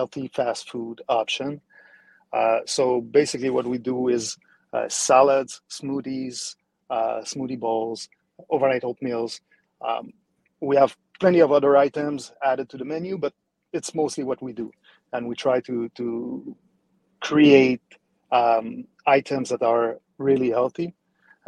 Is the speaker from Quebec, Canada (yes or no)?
yes; Montreal, Quebec, Canada; accent: French-Canadian; moved away as an adult; now in Cooper City, United States; as you can hear my accent, I'm a French-Canadian.